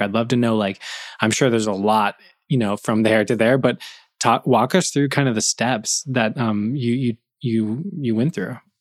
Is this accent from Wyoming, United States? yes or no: no; California, United States; moved away as an adult; also born or lived in Buffalo, New York; I'm from California